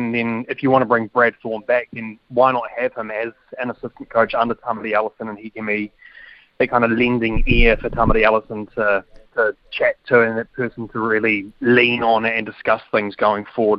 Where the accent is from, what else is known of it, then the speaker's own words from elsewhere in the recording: New Zealand; as someone that's born and bred in the Blues region